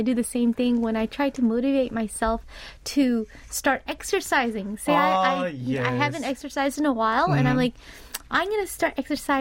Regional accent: Southern California, United States; where I grew up in California, Southern California, it was all like indoor malls

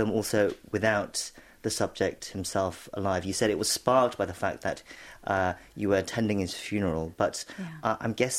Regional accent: United Kingdom; So for me, as a British Korean

